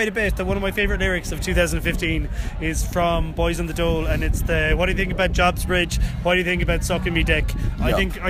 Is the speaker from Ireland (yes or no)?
yes; Limerick, Munster, Ireland; I'm from Limerick.